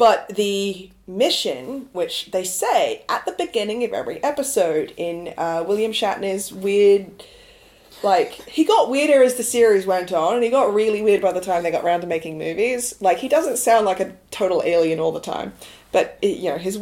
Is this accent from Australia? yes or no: yes; Australia; Play School, which we watched as Australian children.